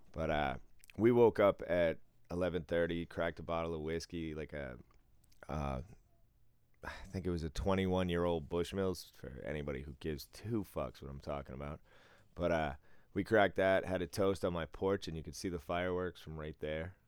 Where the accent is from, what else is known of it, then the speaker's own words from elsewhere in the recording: Boston, Massachusetts, United States; growing up in Boston